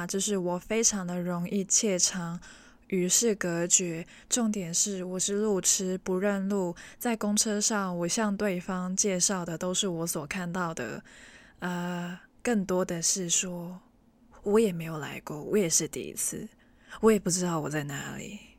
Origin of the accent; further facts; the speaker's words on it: Hong Kong; first language Cantonese; Chinese is a second language; 我是纯正的香港人，我的母语是广东话